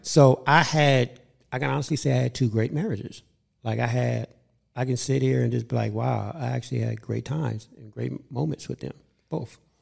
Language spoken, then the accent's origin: English; Los Angeles, California, United States; I grew up in South Central